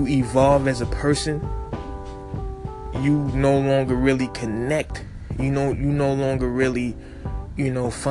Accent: New York City, New York, United States; my hometown, Brooklyn

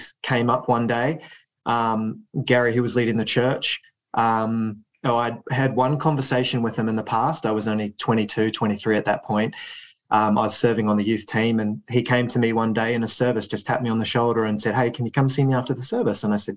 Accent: New Zealand; now in United Kingdom; I grew up in New Zealand

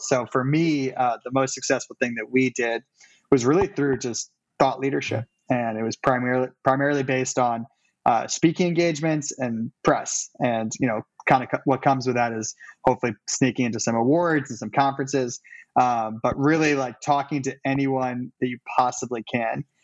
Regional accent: Cleveland, Ohio, United States; moved away as an adult; also born or lived in New York City; now in Cleveland, United States; I'm also from Cleveland

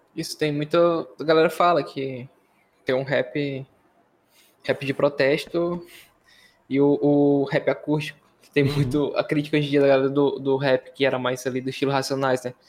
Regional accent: Northeast Region, Brazil; Sou nordestino

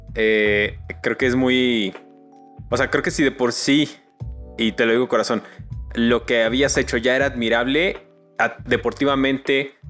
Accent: Mexico; como mexicanos

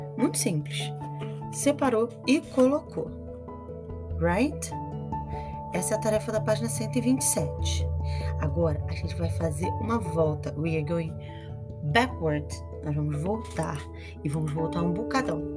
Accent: Brazil; I am from Brazil. É de onde eu venho

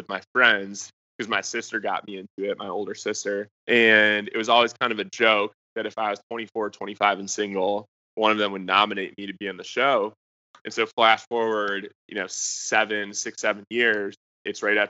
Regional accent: Michigan, United States; moved away as an adult; also born or lived in Dallas, Texas; I was from Michigan originally. Wanted to go somewhere warm for college because I was tired of the snow

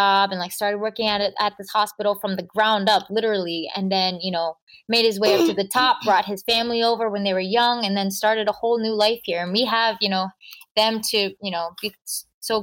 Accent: Baltimore suburbs, Maryland, United States; born or raised there

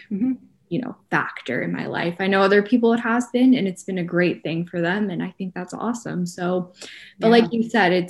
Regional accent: Atlanta, Georgia, United States; I grew up in Atlanta.

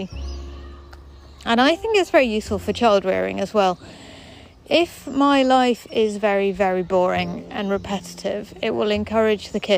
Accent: England, United Kingdom; now in London, United Kingdom; we as English people

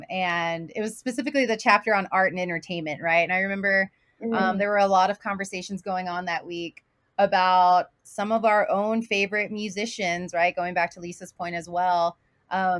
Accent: Houston, Texas, United States; now in Utah, United States; I was born and raised in Houston, but my family is from the border as well

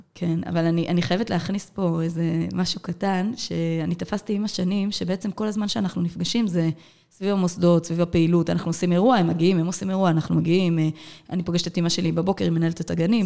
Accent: Ashdod, Southern District, Israel; born or raised there

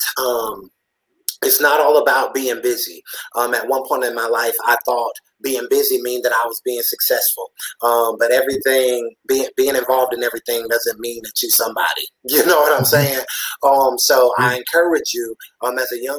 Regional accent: Pelzer, South Carolina, United States; also born or lived in Anderson, South Carolina; my hometown is Pelzer, South Carolina

